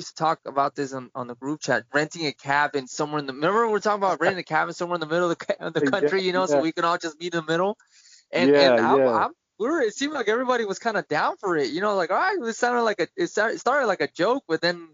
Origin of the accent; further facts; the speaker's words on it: United States; I'm an American.